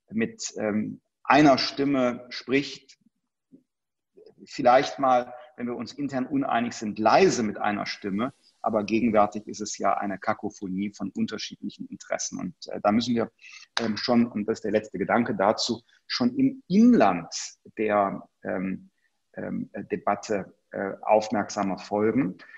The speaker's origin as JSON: {"language": "German", "country": "Germany", "said": "wir als Deutsche waren die Ersten, die trotz der Bilder aus Bergamo gesagt haben, Schutzmaterialien exportieren wir selbst an europäische Partner nicht."}